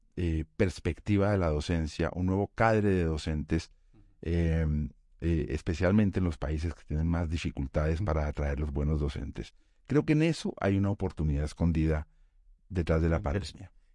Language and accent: Spanish; Colombia; en Colombia, en mi país